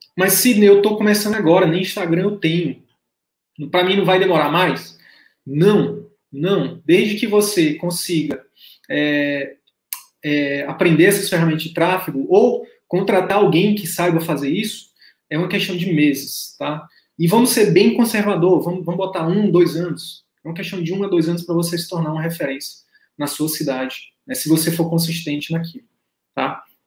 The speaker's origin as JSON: {"language": "Portuguese", "region": "Northeast Region", "country": "Brazil", "said": "eu, sou nordestino"}